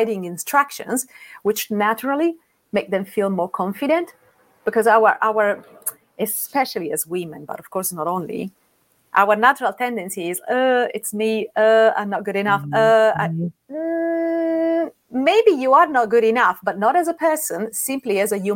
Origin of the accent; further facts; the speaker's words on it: Rome, Lazio, Italy; moved away as an adult; now in London, United Kingdom; I'm Italian. I live in London. I've been living in London for 9 years, and I'm from what is known to be the most beautiful city in the world. I'm from Rome.